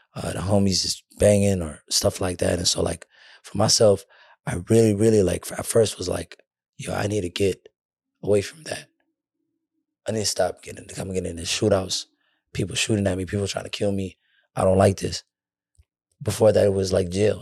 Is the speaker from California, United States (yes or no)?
no; Minnesota, United States; I'm from Minnesota